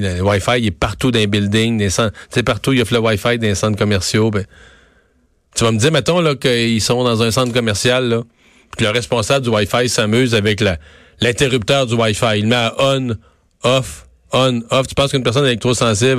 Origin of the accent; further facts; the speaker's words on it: Bas-Saint-Laurent, Quebec, Canada; un petit village dans, chez nous dans le Bas-Saint-Laurent